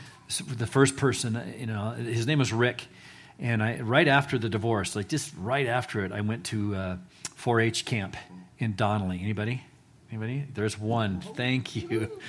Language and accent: English; Eagle, Idaho, United States; also born or lived in San Antonio, United States; So I grew up actually in Eagle, Idaho, before it was cool. And we lived on a 10-acre plot up there on North Eagle Road, and moved from Winnetkin, from San Antonio, from different places, but was here from the third grade on.